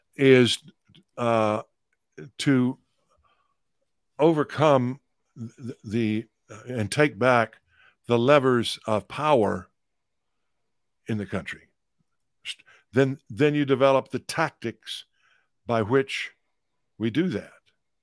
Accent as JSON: {"language": "English", "region": "Texas", "country": "United States", "tie": "born or raised there", "said": "from the time I could speak in church when I was a kid growing up in East Texas."}